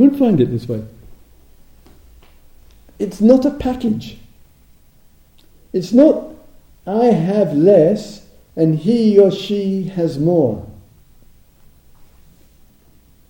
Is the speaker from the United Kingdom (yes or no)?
yes; England, United Kingdom; moved away as an adult; also born or lived in Thailand; being English and totally lazy in terms of learning a foreign language, I'm English.